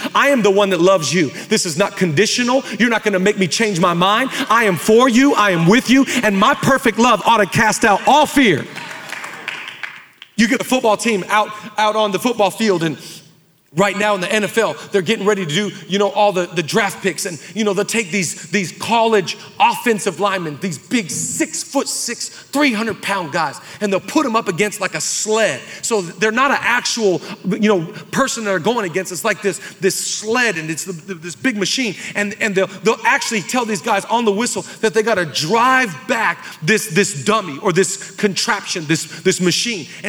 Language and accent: English; Oak Harbor, Washington, United States; now in Los Angeles, United States; We grew up in Oak Harbor, Washington